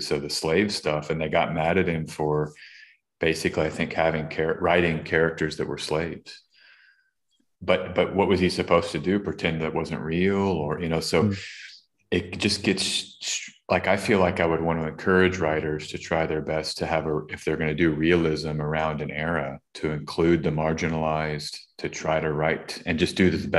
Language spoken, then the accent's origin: English; Austin, Texas, United States; Can I even talk about Austin? I was born there. It's my whole life. That's my main city.